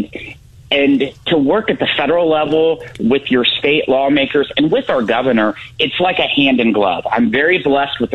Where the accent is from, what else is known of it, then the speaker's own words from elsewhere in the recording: Salem, Missouri, United States; My hometown of Salem